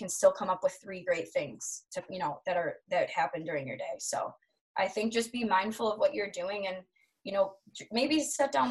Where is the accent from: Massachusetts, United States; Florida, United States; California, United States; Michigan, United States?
Michigan, United States; I'm from Michigan